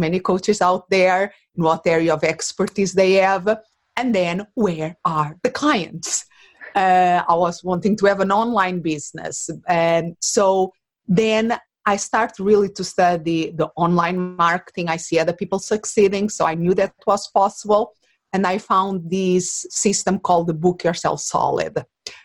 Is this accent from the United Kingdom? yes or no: no; Portugal; English is a second language; moved away as an adult; now in Phoenix, United States; I was not born in this country that now is my home. I live in Arizona, in Phoenix, but originally I'm from Portugal